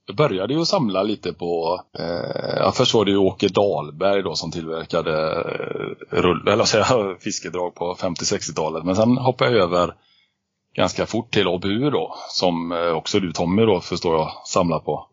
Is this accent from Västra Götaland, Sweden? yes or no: yes; Alingsås, Västra Götaland, Sweden; uppväxt i Allingsås, fem mil utanför eh, Göteborg.